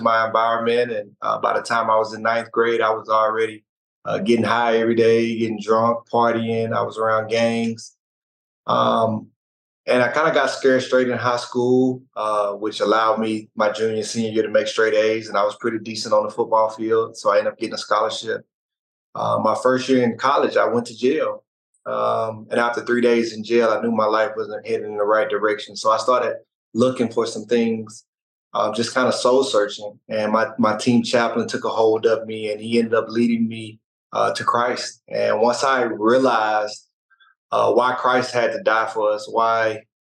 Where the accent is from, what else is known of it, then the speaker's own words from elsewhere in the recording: Mississippi, United States; moved away; also born or lived in Arkansas; I grew up in Mississippi, and I went to school in Arkansas